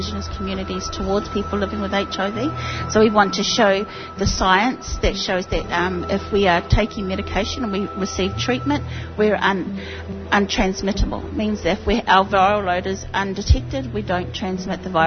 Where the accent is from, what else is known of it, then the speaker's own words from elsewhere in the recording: New Zealand; I am from New Zealand, Aotearoa